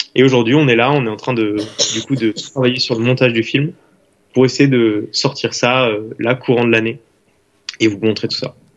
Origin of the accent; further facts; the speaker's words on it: Saint-Médard-en-Jalles, Nouvelle-Aquitaine, France; moved away as an adult; now in Lyon, France; je viens de Saint-Médard-en-Jalde, du coup ben, en bordure de Bordeaux, et je suis étudiant actuellement à Lyon